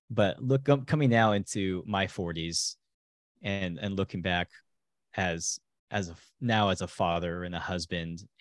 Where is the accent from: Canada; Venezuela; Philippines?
Philippines; English is a second language; Being a being an MK out in the Philippines as a Filipino uh, who only really understood a faint amount of Tagalog